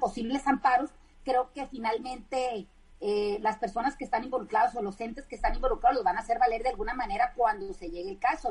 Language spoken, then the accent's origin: Spanish; Mexico; a los mexicanos nos llegue más barato el recibo de la luz